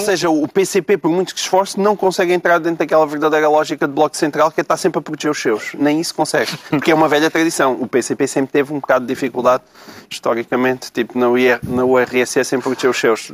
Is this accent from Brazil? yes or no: no; Portalegre, Alentejo, Portugal; na minha terra, a minha grande terra de Porto Alegre